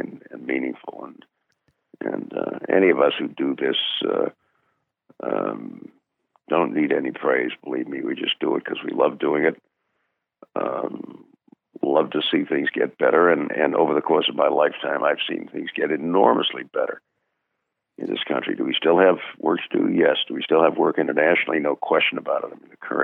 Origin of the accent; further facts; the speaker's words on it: Brookline, Massachusetts, United States; Born in my hometown, his birthplace within a half a mile walk of our house